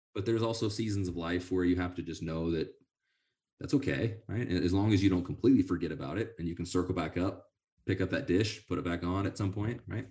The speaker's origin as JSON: {"language": "English", "town": "Sonora", "region": "California", "country": "United States", "tie": "born or raised there", "said": "I grew up in Sonora, in the University of Yosemite"}